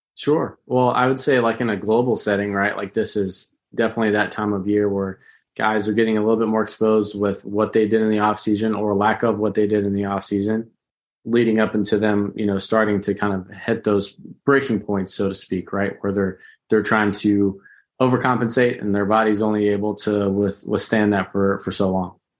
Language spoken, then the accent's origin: English; St. Louis, Missouri, United States; I was born in Saint Louis down there at the old Jewish hospital